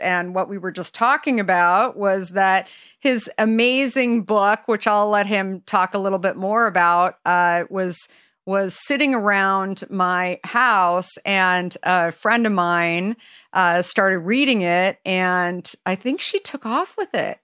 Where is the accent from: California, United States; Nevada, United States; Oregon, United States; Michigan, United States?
California, United States; being a Californian myself